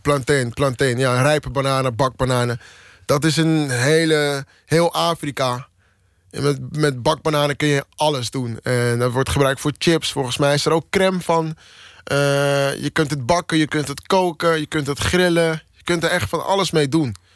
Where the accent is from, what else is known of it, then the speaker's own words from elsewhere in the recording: Amsterdam, North Holland, Netherlands; also born or lived in Maastricht; ik uit Amsterdam kom en in Amsterdam woon en in Amsterdam werk